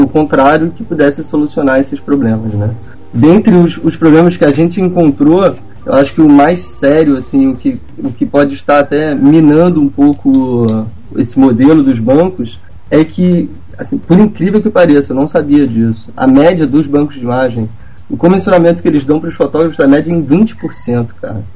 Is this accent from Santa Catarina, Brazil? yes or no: no; Rio de Janeiro, Brazil; sou carioca